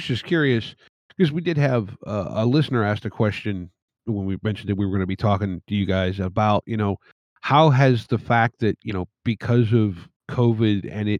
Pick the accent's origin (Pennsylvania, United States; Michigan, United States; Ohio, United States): Pennsylvania, United States; North Central; I grew up in very rural area of North Central Pennsylvania.